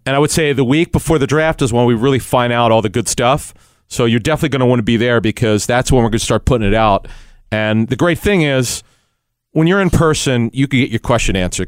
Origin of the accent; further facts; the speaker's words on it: Philadelphia, Pennsylvania, United States; growing up in Philly, in the Cheltenham area